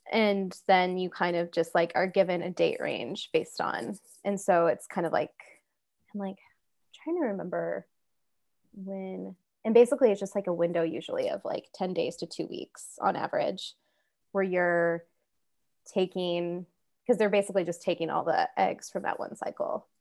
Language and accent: English; Kansas, United States; I grew up in Kansas